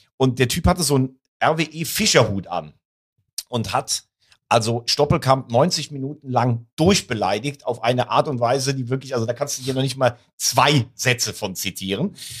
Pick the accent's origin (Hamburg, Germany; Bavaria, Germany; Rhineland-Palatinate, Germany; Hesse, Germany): Rhineland-Palatinate, Germany; ich bin ja gebürtiger Rheinland-Pfälzer